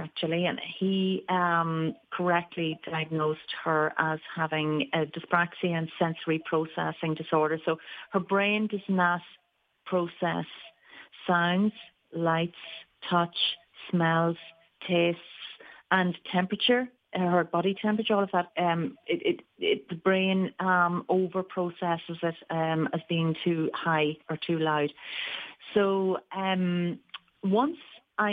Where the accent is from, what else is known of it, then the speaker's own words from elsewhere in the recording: Ireland; moved away as an adult; also born or lived in New York; I moved back from New York. I was an adult therapist all through the years, and actually cancer care was my speciality. And I came back to Ireland